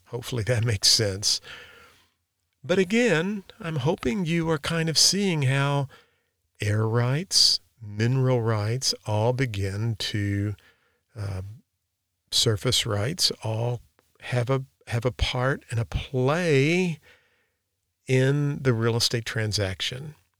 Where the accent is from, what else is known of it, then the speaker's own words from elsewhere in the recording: Park Hills, Missouri, United States; where I grew up in Flat River, Missouri, which is now Park Hills, Missouri